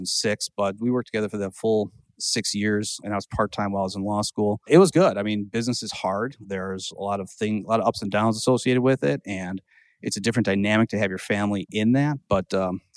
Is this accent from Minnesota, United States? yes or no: yes; Owatonna, Minnesota, United States; also born or lived in Madison; I grew up in Owatonna, Minnesota.